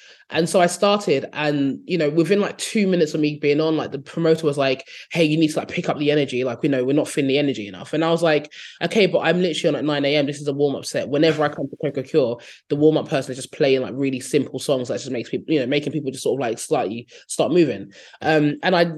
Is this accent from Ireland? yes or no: no; Nigeria; also born or lived in United Kingdom / London; now in Berlin, Germany; I'm from Nigeria